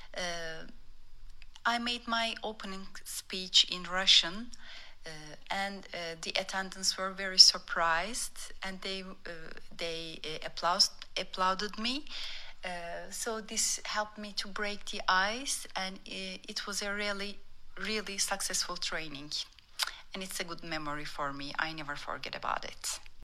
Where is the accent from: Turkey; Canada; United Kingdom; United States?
Turkey; English is a second language; I'm from Turkey